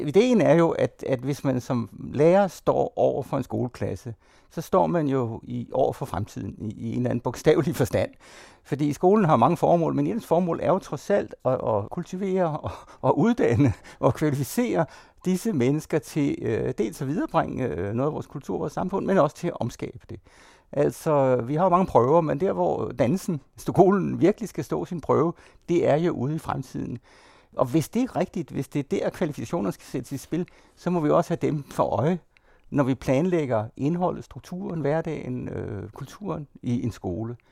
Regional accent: Denmark; jeg er dansker, det er en identitet.

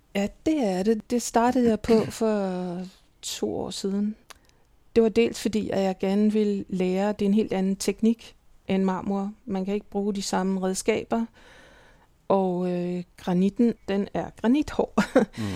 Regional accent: Copenhagen, Capital Region of Denmark, Denmark; moved away as an adult; also born or lived in Milan; now in Berlin, Germany; jeg er vokset op i København

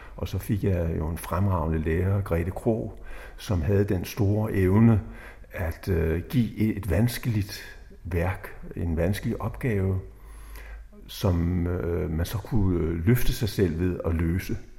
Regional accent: Slagelse, Zealand, Denmark; jeg blev født i Slagelse

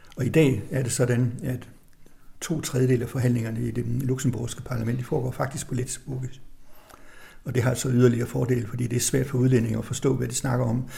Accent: Tønder, Southern Denmark, Denmark; moved away as an adult; also born or lived in Bruges, Belgium; Så jeg er student fra Tønder

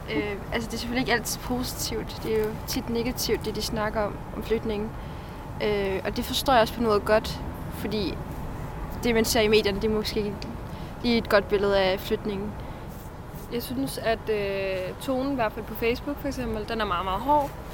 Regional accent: Denmark; det er de værdier, vi er vokset op med i Danmark

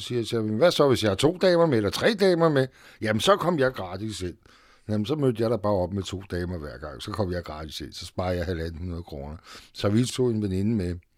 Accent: Frederiksberg, Capital Region of Denmark, Denmark; also born or lived in Vesterbro; Jeg kommer i virkeligheden fra Frederiksberg

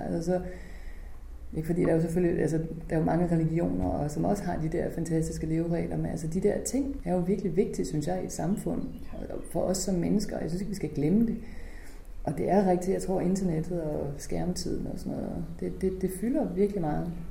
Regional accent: Holstebro, Central Denmark Region, Denmark; moved away; min hjemby, som jo faktisk har gjort så meget for kulturen, og jeg er vokset op her

